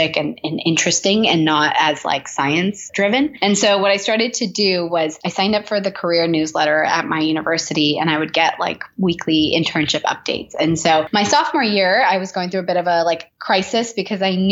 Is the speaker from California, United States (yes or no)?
yes; Southern California, United States; moved away as an adult; now in New York City, United States; I am living in New York City, but I'm originally from Southern California